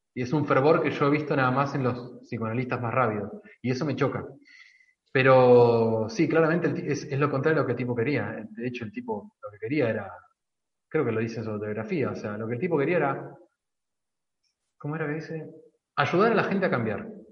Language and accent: Spanish; Argentina; como argentinos tenemos tendencia a los casicazgos